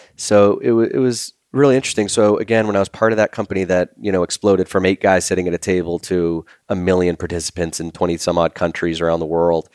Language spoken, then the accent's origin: English; Boston, Massachusetts, United States; growing up in Boston